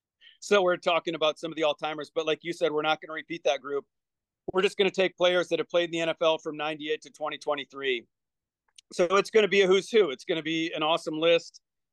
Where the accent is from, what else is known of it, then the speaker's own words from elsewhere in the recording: Michigan, United States; now in Mobile, United States; I grew up in Michigan.